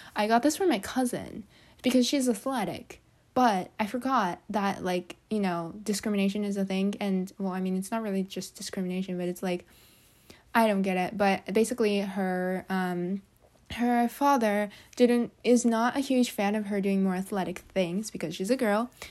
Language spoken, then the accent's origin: English; Japan; moved away; I come from Japan, which is where we have a lot of earthquakes